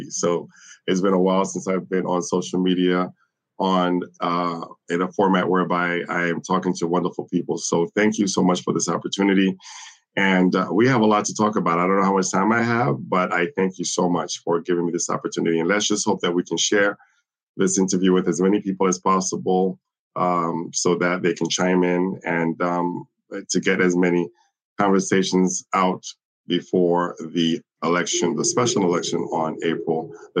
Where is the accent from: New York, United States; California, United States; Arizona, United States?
New York, United States; also born or lived in Brazil / Caribbean; I was born in Latin America. I was born in the Caribbean. I am of Dominican and Haitian descent. I was raised in New York and in Brazil.